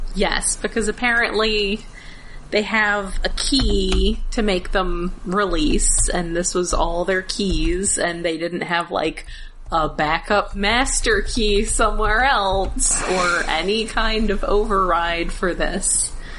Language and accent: English; Alabama, United States; I grew up in Alabama.